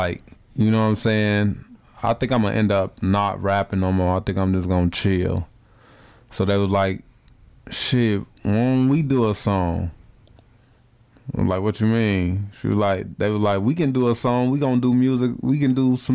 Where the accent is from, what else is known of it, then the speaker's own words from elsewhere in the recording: Chicago, Illinois, United States; now in Des Moines, United States; I'm from Chicago